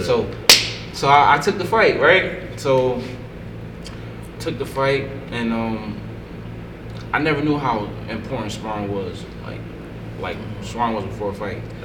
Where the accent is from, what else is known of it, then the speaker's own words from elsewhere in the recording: Paterson, New Jersey, United States; I grew up in Patterson, my mother and my sister.